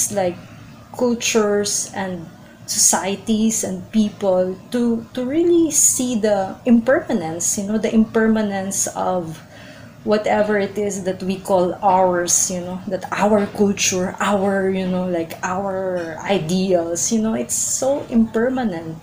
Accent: Philippines; I'm Filipino and I love being Filipino.

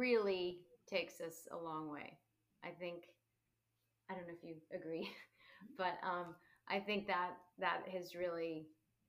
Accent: Montclair, New Jersey, United States; also born or lived in Neptune, New Jersey; I'm originally from Montclair, New Jersey.

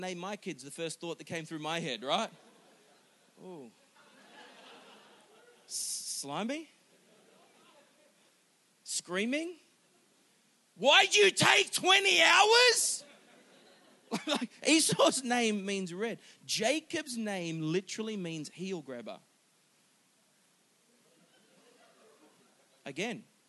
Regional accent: Singapore; I was born in Singapore. Got a Singaporean citizenship

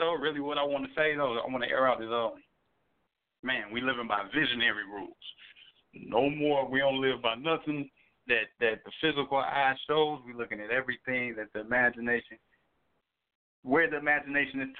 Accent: Chicago, Illinois, United States; me being from Chicago

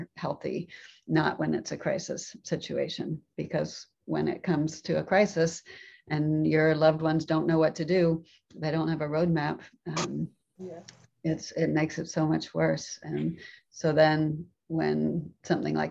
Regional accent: Florida, United States; moved away as an adult; also born or lived in Japan; growing up in Florida

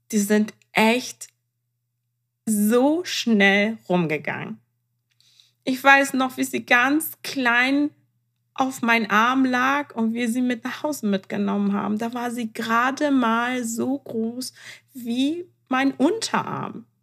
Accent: Iran; Ich meine, ich bin Iranerin, ähm, da ähm, scheitert das nicht ans Temperament und sie hat die Hälfte von mir.

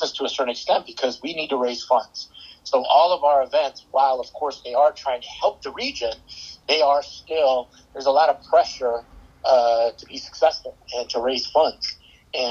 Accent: outside of Chicago, Illinois, United States; also born or lived in San Antonio, Texas; now in St. Louis, United States; I moved here from San Antonio, grew up outside of Chicago

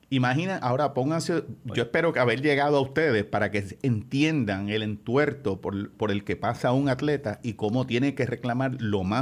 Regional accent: Bayamón, Puerto Rico; Pero es que yo soy de Bayamón

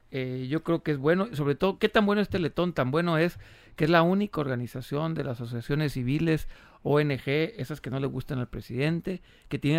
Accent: Mexico; me congratulo yo como mexicano

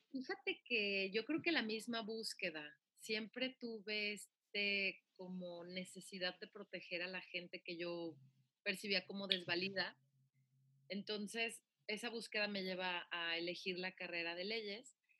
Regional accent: Guadalajara, Jalisco, Mexico; soy oriunda de Guadalajara, Jalisco. Nací un 11 de noviembre del 85.

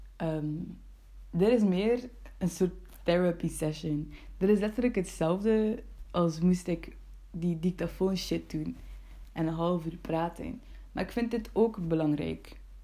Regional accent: Bruges, Flanders, Belgium; ik ben geboren in Brugge

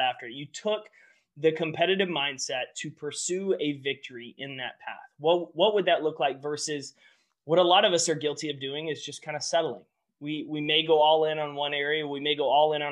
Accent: about 2 hours east of Dallas, Texas, United States; I grew up in Texas. I grew up about 2 hours east of Dallas

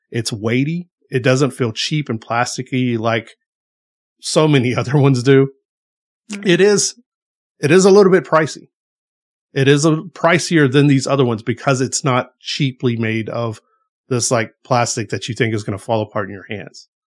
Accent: the South, United States; We are from the South. We like things just a little bit spicier

